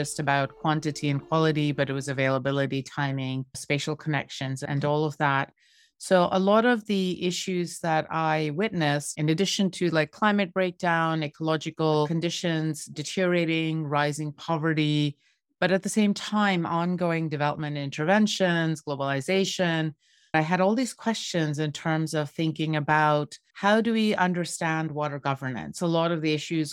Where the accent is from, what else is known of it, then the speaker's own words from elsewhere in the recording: Bangladesh; I grew up in Bangladesh